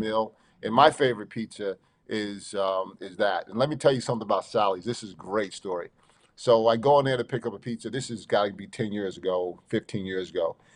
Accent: Long Island, New York, United States; I'm from Long Island. I'm a New Yorker

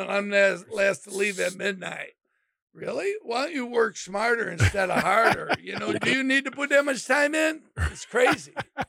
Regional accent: Midwest, United States; also born or lived in Aurora, Illinois; I'm a true Midwesterner. That's where my values are. That's where my roots are, right? That's who I am. So I'm not a Floridian. I'm not, an Arizonan.

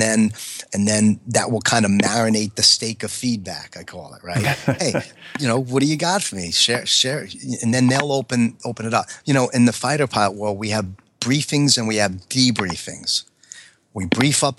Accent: New York, United States; accent: New York; my accent, some of the ways that I am just being a New York type A fighter pilot

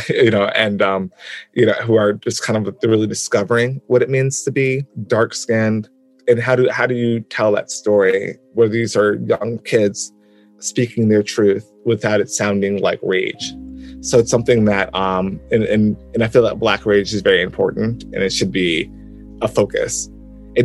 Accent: Albany, New York, United States; I'm from Albany, New York, and it's a college town

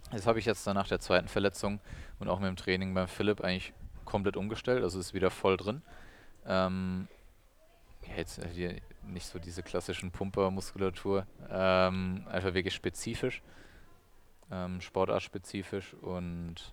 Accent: Odenwald, Germany; ich bin im Odenwald oder am Rande des Odenwalds aufgewachsen.

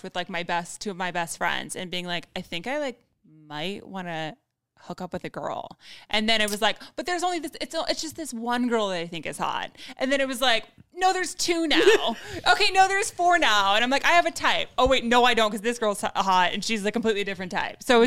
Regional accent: Westlake Village, California, United States; I grew up in Westlake Village, which is like a super whitewashed suburbia like neighborhood right side

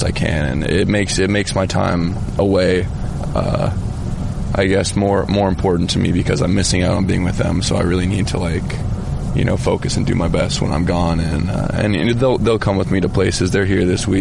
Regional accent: United States; we're American

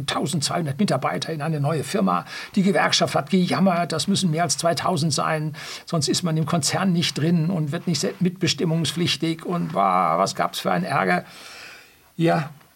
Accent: Germany; bei uns in Deutschland

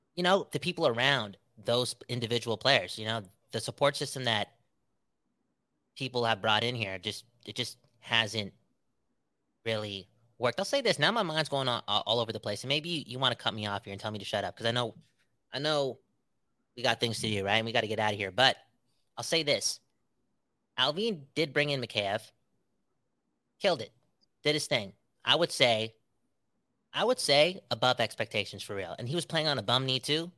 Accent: Canada; we're Canadian, most of us

